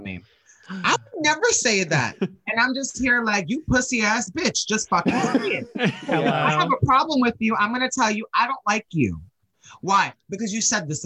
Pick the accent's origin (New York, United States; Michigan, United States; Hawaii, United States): New York, United States; a New Yorker who's native